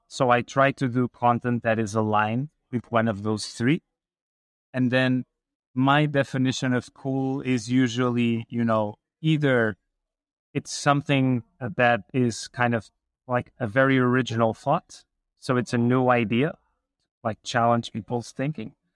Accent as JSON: {"language": "English", "country": "Portugal", "tie": "born or raised there", "said": "I grew up in Portugal"}